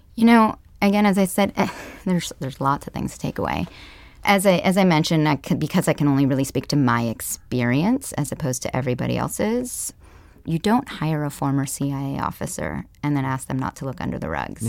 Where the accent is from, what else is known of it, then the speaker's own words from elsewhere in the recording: Palo Alto, California, United States; also born or lived in Kenya; I grew up here in the Silicon Valley.